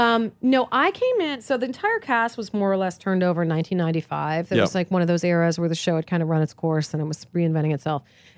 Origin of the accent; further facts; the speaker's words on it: East Coast, United States; because I grew up on the East Coast, there's all that sort of patrician access.